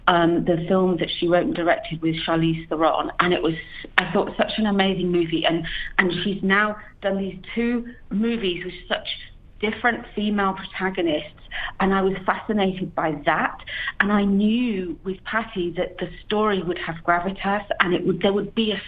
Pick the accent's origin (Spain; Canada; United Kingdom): United Kingdom; accent: British; now in Los Angeles, United States; Yeah, I do. I live in Los Angeles. I've been here for about 14 years, and I can't lose my accent.